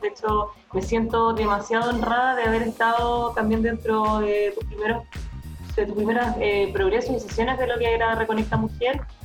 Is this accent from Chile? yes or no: yes; Chile; estábamos bastante atrasados como chilenos